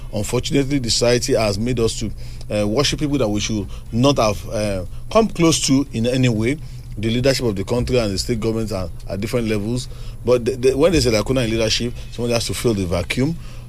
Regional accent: Yorubaland, Nigeria; Growing up, I always see myself as a Nigerian, even before I think I'm a Yoruba person.

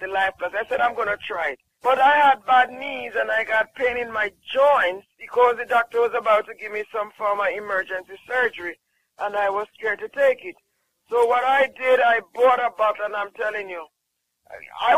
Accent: Jamaica; I'm from Jamaica

